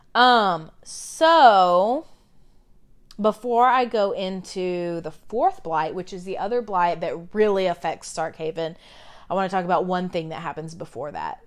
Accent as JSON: {"language": "English", "country": "United States", "said": "we've been doing that as Americans"}